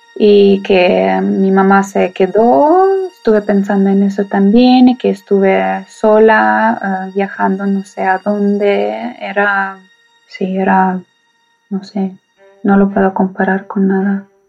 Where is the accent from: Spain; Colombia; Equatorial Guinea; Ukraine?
Ukraine; Kyiv; Spanish is a second language; moved away as an adult; now in Poland; Yo nací en Kiev, Ucrania, pues, toda la vida en Kiev